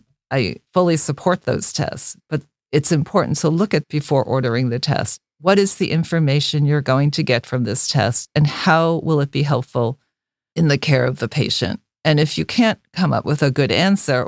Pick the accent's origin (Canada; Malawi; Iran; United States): United States; New York City, New York; as I was growing up in Brooklyn, where both of my parents had to drop out of high school in order to work.